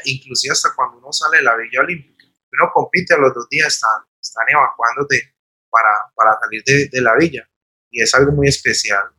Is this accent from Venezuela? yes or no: no; Armenia, Quindío, Colombia; Nací aquí en Armenia en, en el 83.